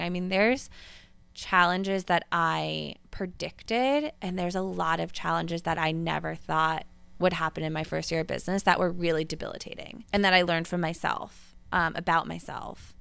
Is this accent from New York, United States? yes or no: yes; Westchester, New York, United States; moved away; I grew up in Westchester, New York